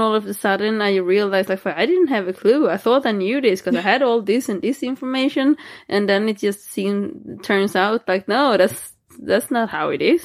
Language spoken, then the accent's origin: English; Småland, Sweden; English is a second language; moved away; I'm from Småland, even if I don't live there.